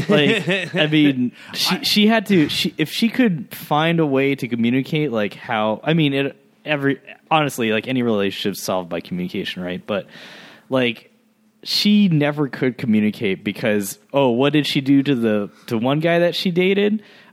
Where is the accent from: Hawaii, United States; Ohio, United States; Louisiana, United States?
Louisiana, United States; New Orleans; I'm from New Orleans.